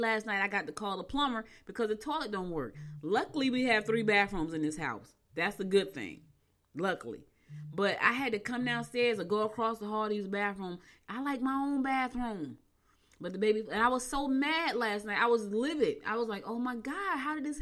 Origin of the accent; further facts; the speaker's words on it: New Jersey, United States; also born or lived in Albany, New York; I was born in Albany. I was raised in Jersey, so I'm in between two states